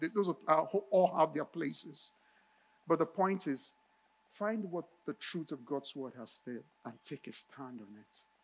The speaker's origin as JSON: {"language": "English", "country": "Nigeria", "tie": "born or raised there", "moved": "yes", "said": "when I was a teen, growing up in Nigeria, in my neighborhood"}